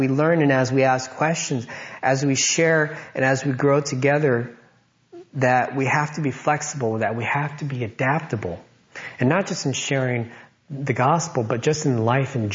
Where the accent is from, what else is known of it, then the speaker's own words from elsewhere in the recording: United States; growing up in America, I felt like I was an American